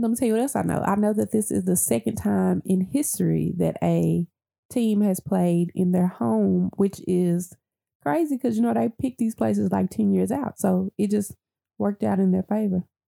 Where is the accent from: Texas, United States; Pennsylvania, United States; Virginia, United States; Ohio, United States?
Texas, United States; Dallas; I grew up in the Triple D